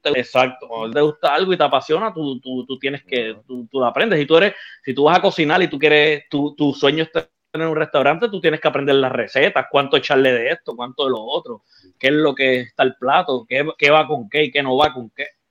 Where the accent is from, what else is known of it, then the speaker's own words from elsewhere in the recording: Bayamón, Puerto Rico; also born or lived in Ponce / Guaynabo / Loíza / Río Piedras; yo nací en Ponce, pero me crié en Bayamón, Guaynabo, eh, parte Loíza y Río Piedra